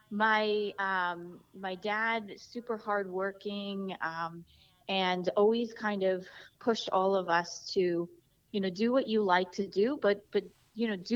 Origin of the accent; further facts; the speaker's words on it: New Jersey, United States; So I was. I'm actually from New Jersey